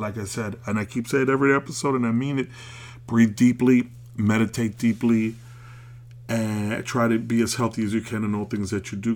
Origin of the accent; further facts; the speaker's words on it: New York City, New York, United States; I'm an American. I was born in Brooklyn